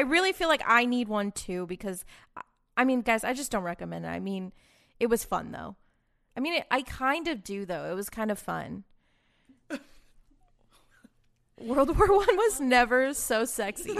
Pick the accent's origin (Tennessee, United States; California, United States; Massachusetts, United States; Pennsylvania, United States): Massachusetts, United States; Boston; now in Austin, United States; I'm from Boston